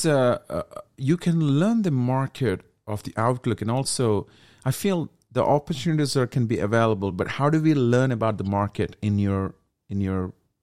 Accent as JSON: {"language": "English", "country": "India", "moved": "yes", "lives_now": "Macau", "said": "as an Indian. I'm coming from there"}